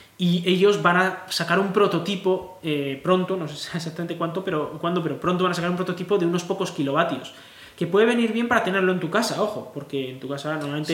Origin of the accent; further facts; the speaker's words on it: Spain